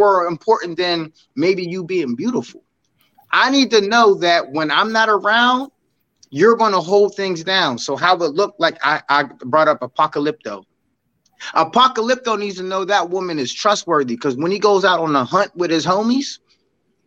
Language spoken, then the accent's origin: English; Aliquippa, Pennsylvania, United States; also born or lived in Hopewell; growing up in Quip, there's a mentality that I had